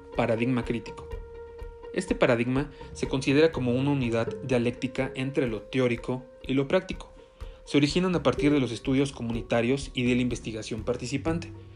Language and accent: Spanish; State of Mexico, Mexico; soy del Estado de México